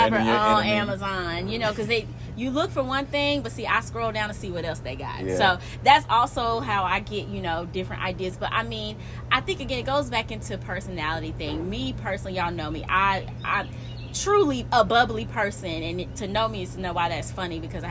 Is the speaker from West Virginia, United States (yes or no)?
no; Alabama, United States; I'm from Alabama, so I'm very, very, very, very Southern